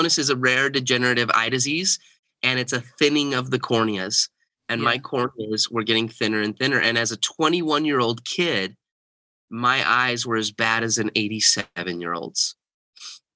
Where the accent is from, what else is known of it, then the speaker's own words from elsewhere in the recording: Bountiful, Utah, United States; also born or lived in Texas / Kansas; I was born in Bountiful, Utah, and grew up most of my life in the Utah area. We lived in Texas for a little while. We lived in Kansas, kind of the middle part of the U.S. And then we moved back to Utah.